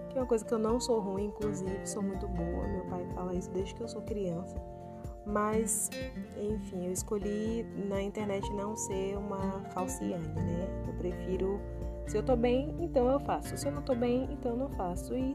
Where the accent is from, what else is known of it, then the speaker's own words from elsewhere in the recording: Bahia, Brazil; Chego eu aqui, né, com a minha cara que nem arde, como um bom baiano diz, recuperando todo, toda a graciosidade do meu sotaque original, né